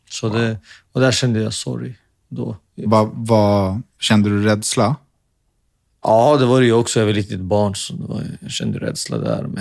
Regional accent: Finland; now in Sweden; i och med att man var finne. Och så romantiserade, eller man hade en romantiserad bild om att där hemma i Finland så är allting bra.

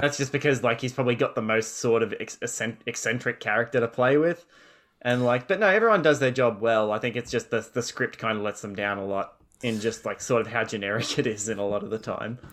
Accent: Australia

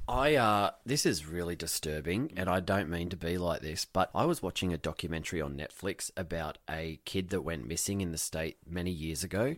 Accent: Wyong, New South Wales, Australia; moved away as an adult; now in America; Wyong, my hometown

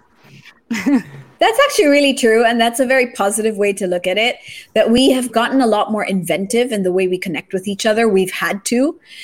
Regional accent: Japan; now in Philippines; I grew up in Japan

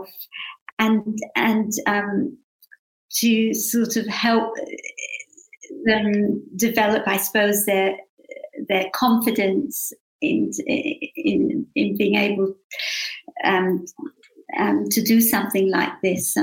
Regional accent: London, United Kingdom; now in Australia; I was born in London, so my parents came to London from Krakow, from Poland, after the war. And I think we grew up with a very great sense of gratitude and appreciation to have grown up in England

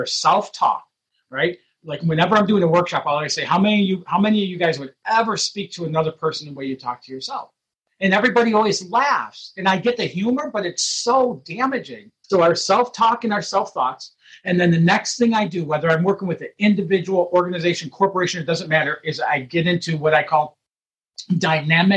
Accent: Detroit, Michigan, United States; being raised in Detroit, Michigan

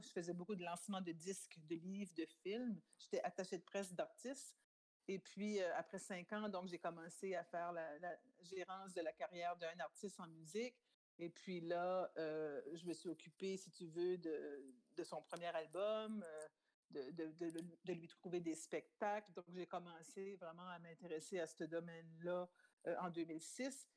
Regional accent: New Brunswick, Canada; first language French; also born or lived in France; on est acadien, on vient du Nouveau-Brunswick

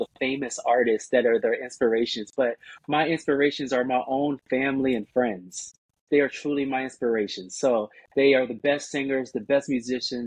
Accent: Washington, District of Columbia, United States; moved away as an adult; also born or lived in Maryland; now in Los Angeles, United States; I'm from Washington, D.C. Area. So my family is there and really in the Maryland area

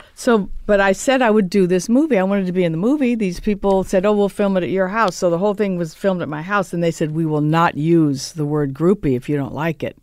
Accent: Los Angeles, California, United States; I was raised in Reseda

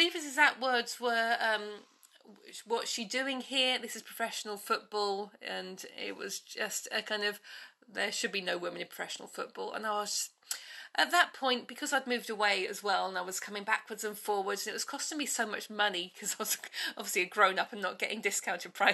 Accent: Bedfordshire, East of England, United Kingdom; moved away as an adult; also born or lived in London; I grew up in Bedfordshire, and my nearest team was Luton

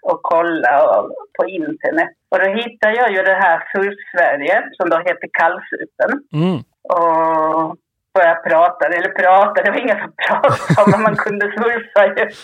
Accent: Skåne, Sweden; Jag är uppväxt på Österlen ju

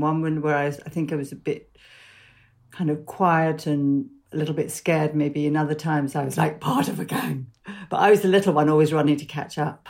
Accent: London, United Kingdom; I grew up, um, in London.

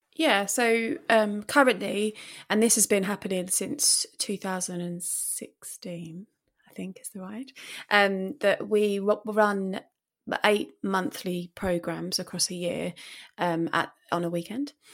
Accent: Romford, London, United Kingdom; now in Eastbourne, United Kingdom; I'm originally from Romford in Essex or London, depending who you talk

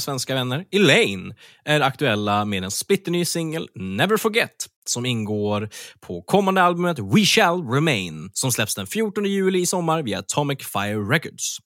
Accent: Örnsköldsvik, Västernorrland County, Sweden; Örnsköldsvik, min hemstad

